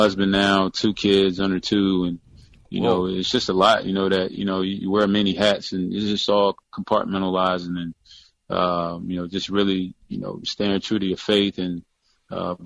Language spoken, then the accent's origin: English; North Carolina, United States; moved away as an adult; also born or lived in Virginia; I grew up in North Carolina, went to college in Virginia